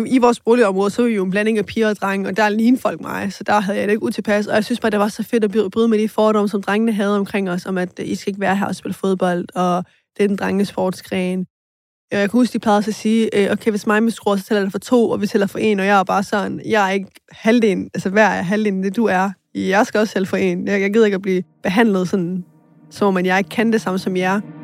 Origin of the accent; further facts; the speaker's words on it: Aarhus, Central Denmark Region, Denmark; Og jeg voksede op i Skovgårdsparken, som er et boligområde meget til på Gellerupparken